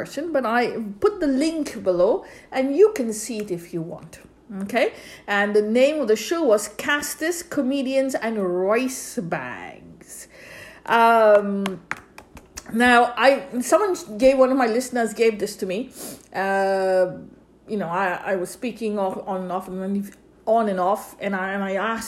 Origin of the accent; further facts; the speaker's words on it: India; I'm Roman Catholic myself, born and brought up in India.